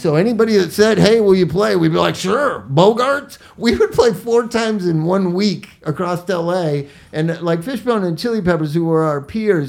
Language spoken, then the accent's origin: English; Inglewood, California, United States; I'm from Inglewood, right? Los Angeles.